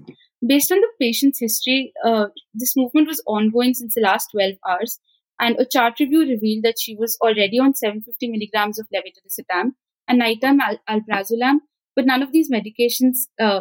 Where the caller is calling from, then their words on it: Punjab, India; It's actually evening where I'm from. I'm talking from Punjab, the northern part of India.